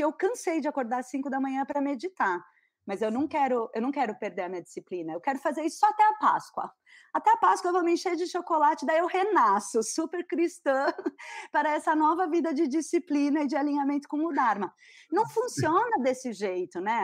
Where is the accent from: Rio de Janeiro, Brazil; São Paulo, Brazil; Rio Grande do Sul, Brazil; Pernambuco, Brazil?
São Paulo, Brazil; now in Florianópolis, Brazil; eu sou paulista, mas eu moro em Floripa.